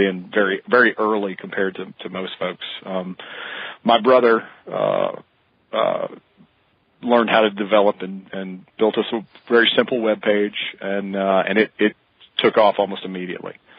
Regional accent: Mississippi, United States; I grew up quail hunting in Mississippi

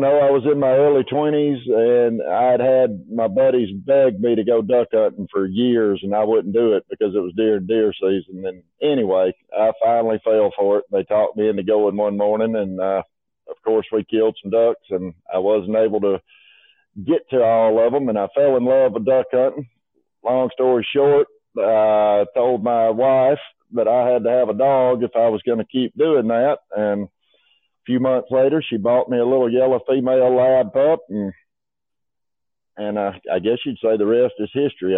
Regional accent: Union Springs, Alabama, United States; I grew up in Union Springs, Alabama

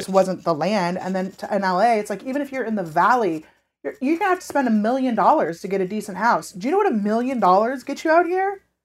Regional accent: California, United States; now in Los Angeles, United States; I was born and raised in California

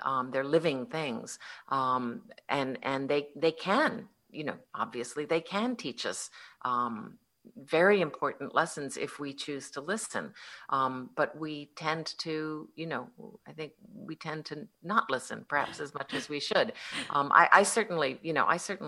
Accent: Connecticut, United States; I grew up in Connecticut

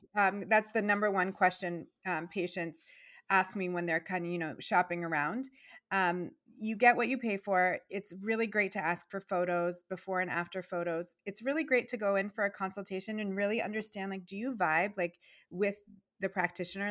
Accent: Virginia, United States; moved away as an adult; also born or lived in Boston; now in Massachusetts, United States; when I first started school in Virginia

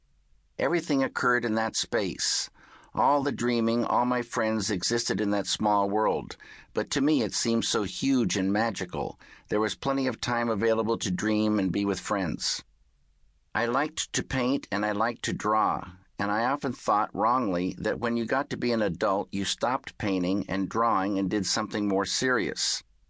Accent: Northwest, United States; I started out just as a regular person growing up in the Northwest. My father was a research scientist for the Department of Agriculture studying trees. So I was in the woods a lot. And the woods for a child are magical. I lived in what people call small towns.

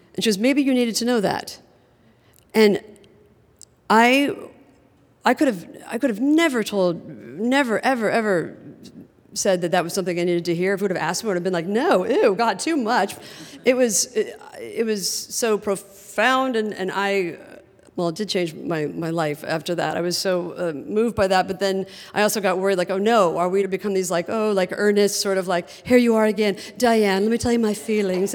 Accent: Midwest, United States; I was from the Midwest

